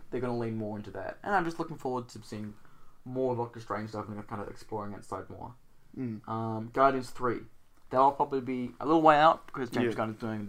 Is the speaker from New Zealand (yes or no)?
yes; New Zealand